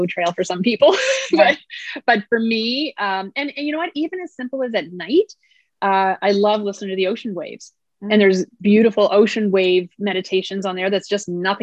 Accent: Nova Scotia, Canada; I come from Nova Scotia where we have some pretty gorgeous coastline

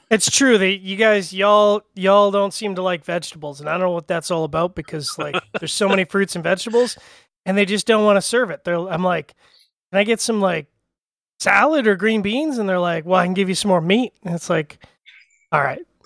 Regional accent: Canada; I'm Canadian

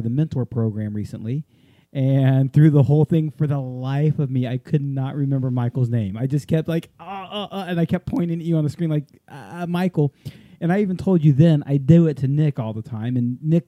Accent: Japan; moved away; I grew up in Japan

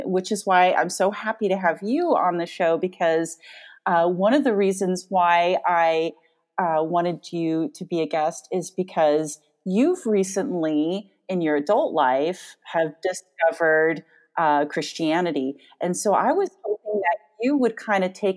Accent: Joshua Tree, California, United States; Because I'm from Joshua Tree. Well, I lived in Joshua Tree from 12 to 18

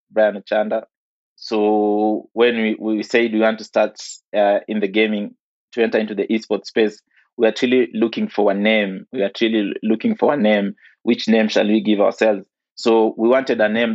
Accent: Nairobi, Kenya; I grew up in Kibra, or properly known as Kibera, here in Nairobi.

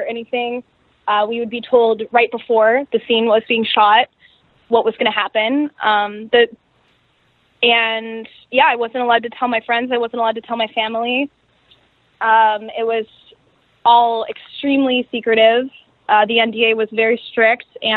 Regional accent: Seattle, Washington, United States; I'm from the Pacific Northwest. I'm from Seattle. I was born and raised

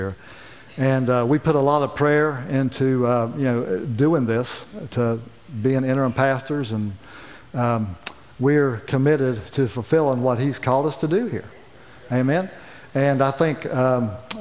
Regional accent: county next to Bluefield, West Virginia, United States; moved away; I grew up in the county next door to Bluefield.

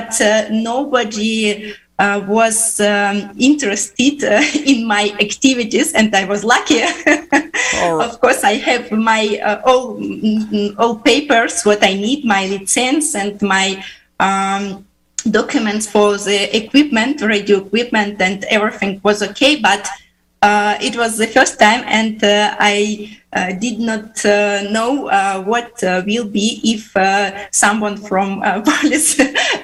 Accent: Uzbekistan; English is a second language; also born or lived in Finland; now in St. Petersburg, Russia; I was born in Uzbekistan.

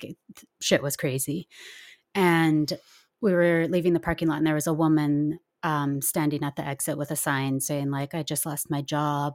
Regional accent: Nelson, British Columbia, Canada; I grew up in Nelson, B C, where things are pretty laid back

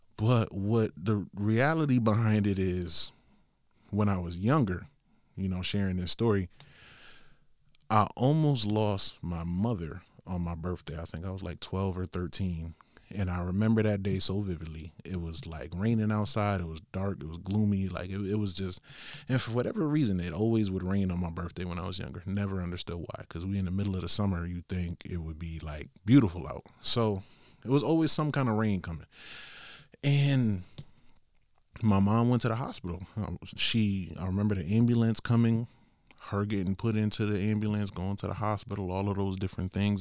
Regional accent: Bridgeport, Connecticut, United States; I come from Bridgeport, Connecticut

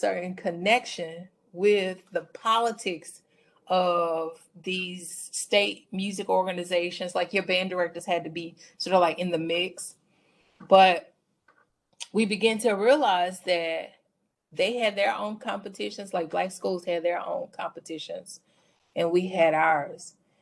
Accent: Mobile, Alabama, United States; moved away as an adult; also born or lived in Illinois / Indiana; now in Arizona, United States; I'm from Mobile, Alabama, the South, where just like other regions of the country, schooling is very segregated

